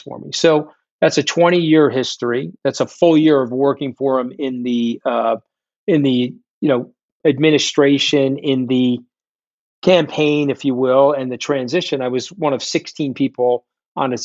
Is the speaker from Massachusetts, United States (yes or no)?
no; New York, United States; I'm a New Yorker